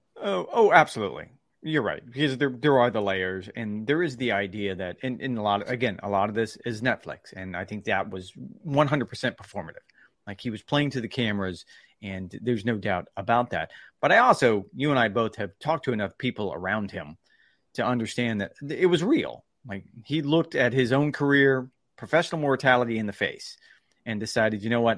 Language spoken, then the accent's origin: English; Titusville, Florida, United States; moved away; I'm, I'm from a little tiny town in Florida called Titusville, Florida. And I loved growing up in Titusville, Florida